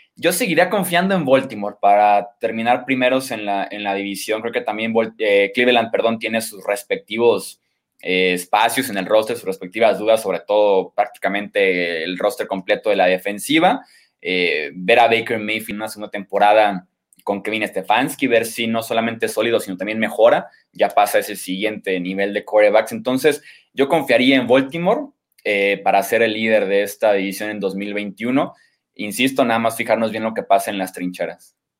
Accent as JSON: {"language": "Spanish", "town": "Guadalajara", "region": "Jalisco", "country": "Mexico", "said": "yo soy de aquí de Guadalajara, Jalisco"}